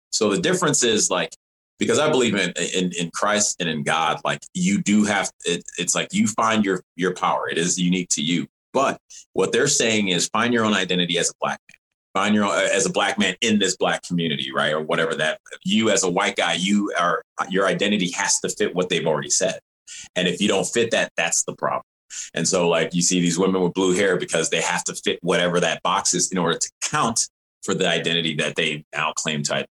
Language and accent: English; Evanston, Illinois, United States; also born or lived in Rochester, New York; I was born in Rochester, New York, and grew up in Evanston, Illinois, right outside of Chicago